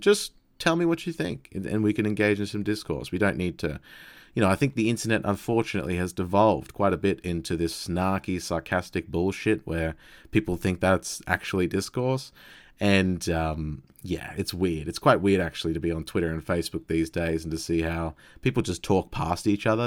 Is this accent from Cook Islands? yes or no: no; Australia; phrasing, I guess, as an Australian